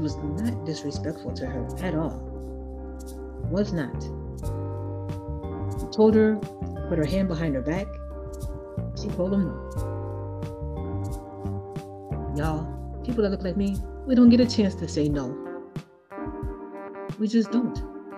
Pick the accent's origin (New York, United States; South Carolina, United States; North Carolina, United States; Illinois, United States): Illinois, United States; Chicago; now in Iowa, United States; My birth certificate says I was born in Chicago.